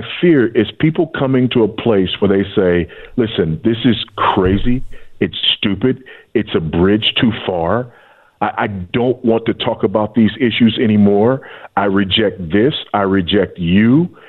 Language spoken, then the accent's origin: English; Los Angeles, California, United States; but I grew up in Los Angeles and it was still true there.